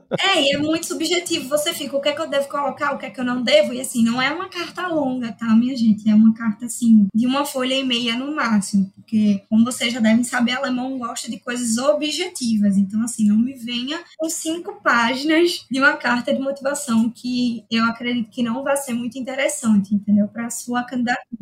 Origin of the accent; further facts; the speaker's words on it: Recife, Pernambuco, Brazil; Sou de Recife, nascida em Recife, moro em Recife minha vida toda